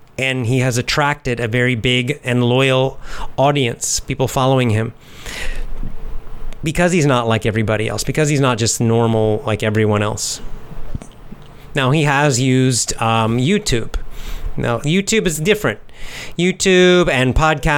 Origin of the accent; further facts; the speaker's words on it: United States; moved away as an adult; also born or lived in San Francisco; now in Japan; I'm from the United States, from America